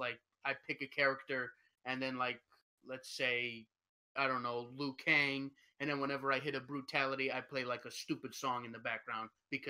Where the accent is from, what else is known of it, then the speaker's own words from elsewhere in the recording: United States; I am American.